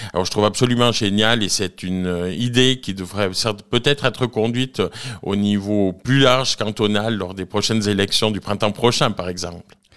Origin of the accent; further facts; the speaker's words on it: Nendaz, Valais, Switzerland; je suis originaire de Nanda, où j'habite toujours, à Haute-Nanda précisément.